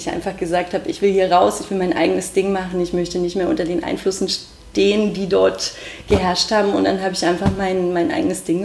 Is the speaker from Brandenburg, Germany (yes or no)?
yes; Brandenburg, Germany; ich bin im Spreewald aufgewachsen und ich bin ins Internat gezogen in die schöne Spreewaldstadt Lübben.